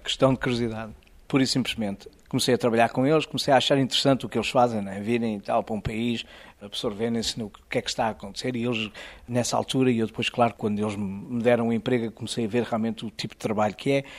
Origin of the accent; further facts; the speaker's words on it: Azores, Portugal; moved away as an adult; also born or lived in Lebanon / Egypt / Israel; now in United States; eu sou açoriano